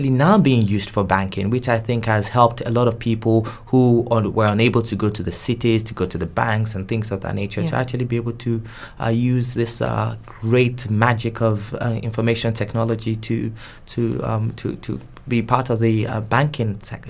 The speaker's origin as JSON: {"language": "English", "country": "Nigeria", "first_language": "Yoruba", "second_language": "English", "said": "so my normal language of communication is in English, even though I have my mother tongue, which is Yoruba."}